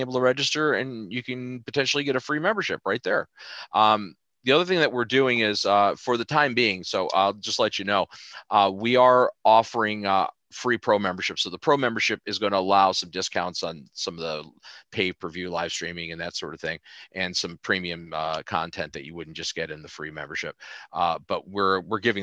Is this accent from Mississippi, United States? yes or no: no; New York, United States; I'm from New York